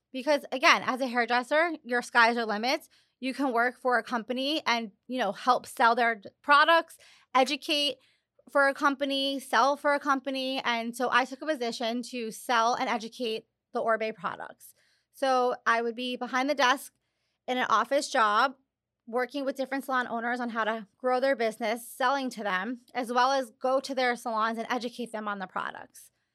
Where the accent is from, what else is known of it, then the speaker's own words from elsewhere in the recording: Long Island, New York, United States; moved away as an adult; now in Miami, United States; I'm from Long Island, and I grew up going to the same salon weekly